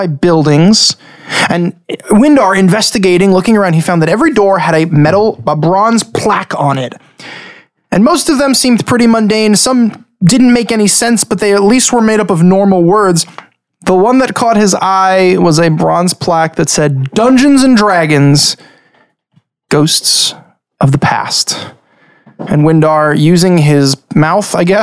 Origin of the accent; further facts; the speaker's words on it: Long Island, New York, United States; We are 5 guys from Long Island.